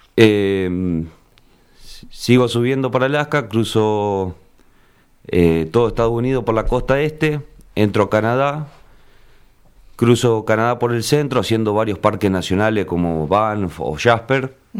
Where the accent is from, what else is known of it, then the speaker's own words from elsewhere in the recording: Argentina; soy de Argentina